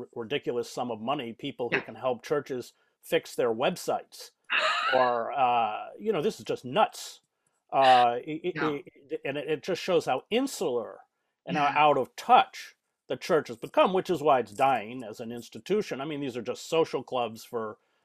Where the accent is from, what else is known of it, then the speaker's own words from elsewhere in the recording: United States; because I'm white, because I'm male, because I'm American